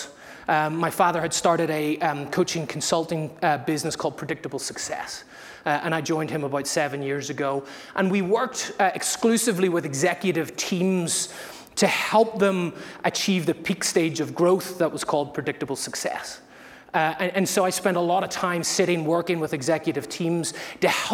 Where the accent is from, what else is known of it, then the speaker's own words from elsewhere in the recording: Belfast, Northern Ireland, United Kingdom; moved away as an adult; also born or lived in Massachusetts, United States; now in United States; I'm from Ireland. I'm from Belfast in the north